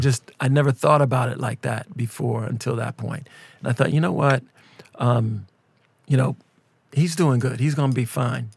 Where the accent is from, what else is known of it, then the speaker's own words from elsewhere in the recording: Minneapolis, Minnesota, United States; we're from Minneapolis